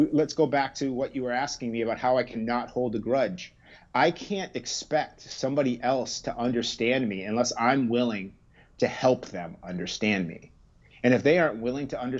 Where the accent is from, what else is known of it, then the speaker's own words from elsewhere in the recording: Harwich, Massachusetts, United States; also born or lived in Brooklyn; So we're from Cape Cod. We're from Harwich. I spent most of my first 11 years in Harwich